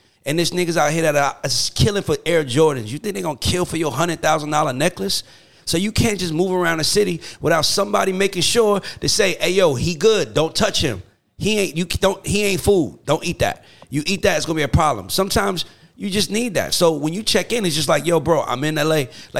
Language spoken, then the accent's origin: English; College Park, United States; moved away; also born or lived in Bronx, New York; I'm from College Park, but I was born in the Bronx.